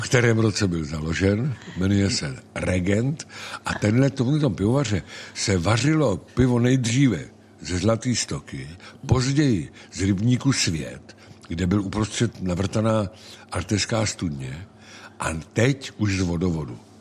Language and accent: Czech; Plzeň, Plzeň Region, Czechia; now in Central Bohemian Region, Czech Republic; Nejsem středočech, jsem západočech, narodil jsem se v Plzni, v městě skvělého piva a můj otec byl sládek na železné rudě